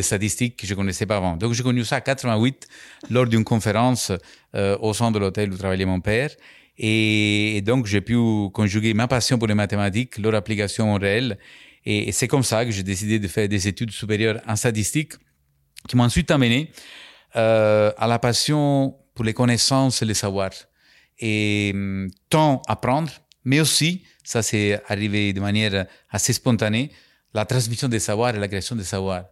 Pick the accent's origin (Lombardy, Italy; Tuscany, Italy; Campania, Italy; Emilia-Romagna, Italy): Campania, Italy; Capri; French is a second language; moved away as an adult; also born or lived in Naples; now in France; j'ai grandi sur l'île de Capri, où je suis né, en 1970.